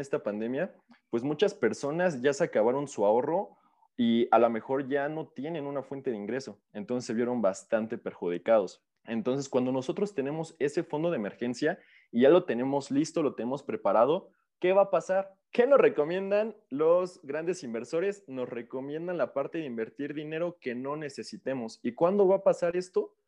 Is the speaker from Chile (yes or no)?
no; Mexico; como mexicanos